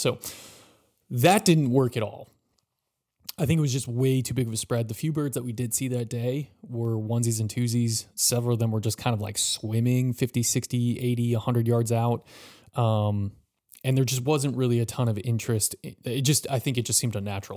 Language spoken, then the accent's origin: English; Wisconsin, United States; now in Florida, United States; I'm from Wisconsin